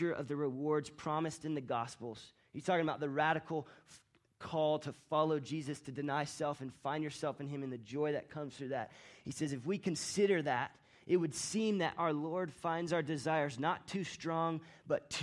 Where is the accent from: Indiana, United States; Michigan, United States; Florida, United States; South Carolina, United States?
Florida, United States; moved away as an adult; now in Colorado, United States; my wife Rachel and I and our son Banyan, we're from Florida. And our families all still live in Florida